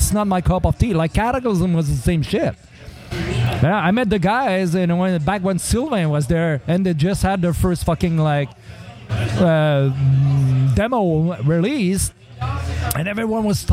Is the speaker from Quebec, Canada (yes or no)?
yes; Saguenay, Quebec, Canada; moved away; also born or lived in Montreal; I'm from Saguenay. And when I moved there, there was, you know, in 93